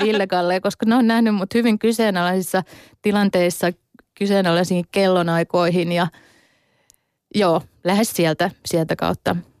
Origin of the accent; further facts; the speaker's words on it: Hämeenlinna, Tavastia Proper, Finland; moved away as an adult; now in Turku, Finland; kotikuntani, tai siis synnyinkuntani Hämeenlinnan